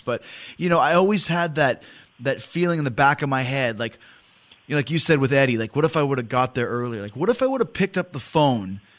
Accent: Winnipeg, Manitoba, Canada; I'm from Winnipeg in the middle of the country

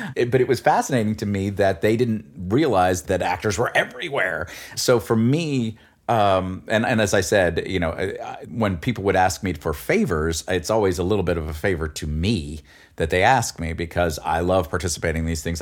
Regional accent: New York City, New York, United States; I grew up in New York City

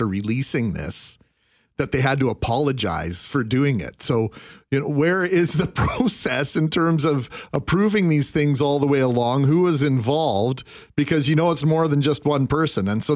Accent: Brandon, Manitoba, Canada; Growing up in Brandon, we had swimming lessons as part of our curriculum

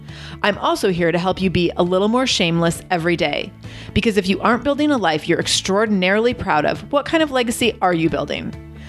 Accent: England, United Kingdom; Sarah, I am English, and I started my professional career as a programmer for Nissan.

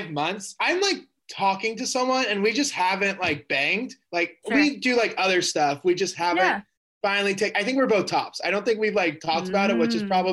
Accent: Kansas City, Missouri, United States; I grew up in Kansas City, Missouri

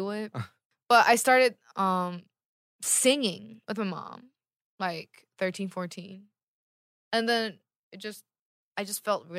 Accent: California, United States; I'm from California.

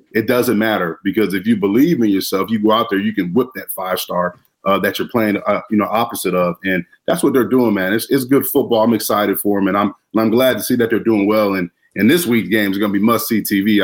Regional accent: Florida, United States; now in Chicago, United States; I'm from Florida

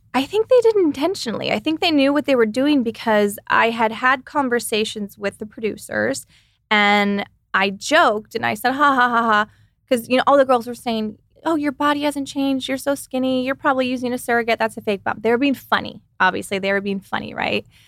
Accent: Texas, United States; now in California, United States; I come from Texas

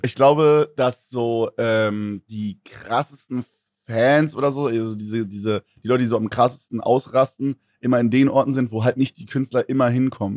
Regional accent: Berlin, Germany; Ich komme ja aus Berlin

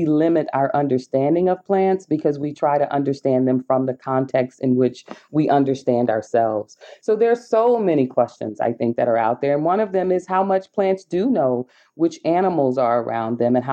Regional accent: the South, United States; I'm from the South in the U.S., a descendant of enslaved people

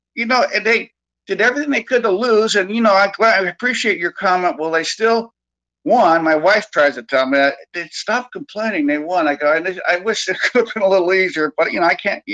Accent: Bay Area, California, United States; I've been in the Sacramento area for a long time, and I grew up in the Bay Area.

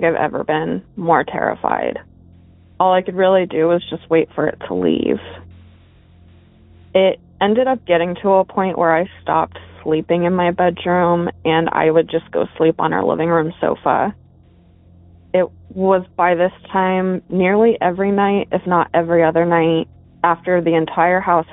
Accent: Arizona, United States; I grew up in Arizona.

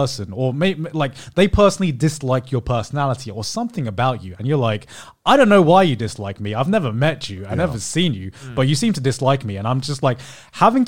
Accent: United Kingdom; as a Brit

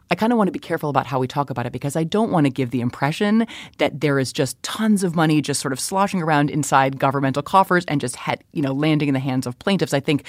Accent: Chicago, Illinois, United States; My hometown of Chicago

